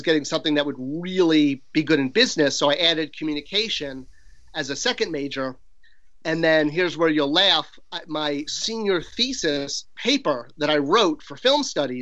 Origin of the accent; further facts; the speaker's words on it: Irvine, California, United States; also born or lived in Connecticut; after Connecticut, I grew up in California, and then I was in high school in Irvine, California, Orange County